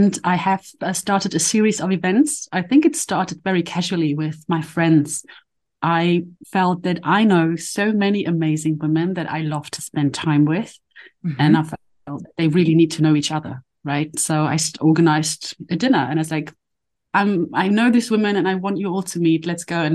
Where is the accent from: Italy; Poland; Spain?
Poland; also born or lived in London, United Kingdom; now in Berlin, Germany; I'm a mother, I was born in Poland